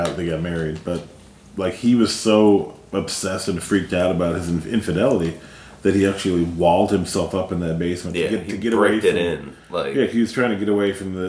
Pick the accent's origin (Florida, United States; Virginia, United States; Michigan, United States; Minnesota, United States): Michigan, United States; Detroit; moved away; also born or lived in North Carolina; I grew up in Detroit.